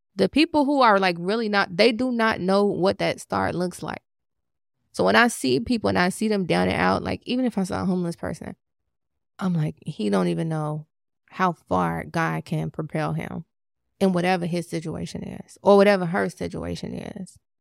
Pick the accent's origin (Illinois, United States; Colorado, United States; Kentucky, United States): Illinois, United States; Chicago; I'm from Chicago